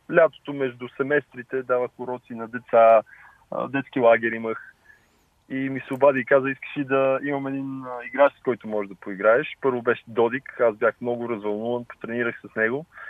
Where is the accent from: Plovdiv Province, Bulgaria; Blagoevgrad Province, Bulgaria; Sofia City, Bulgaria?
Sofia City, Bulgaria; Lozen; аз се гордея от, с корените си а, че съм от, от България, от София, по-точно от Лозен.